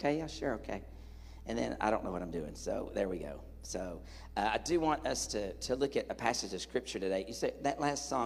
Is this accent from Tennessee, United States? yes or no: yes; Tennessee, United States; moved away; I'm from Tennessee